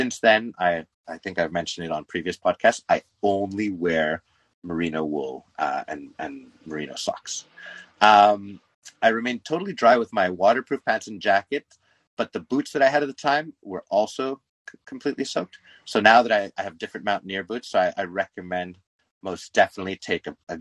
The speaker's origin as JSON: {"language": "English", "country": "Canada", "said": "I am Canadian"}